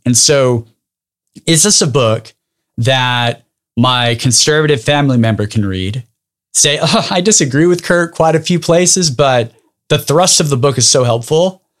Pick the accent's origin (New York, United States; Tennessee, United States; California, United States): California, United States; Dinuba; I grew up in a small town called Daynuba, which is about forty-five minutes south of Fresno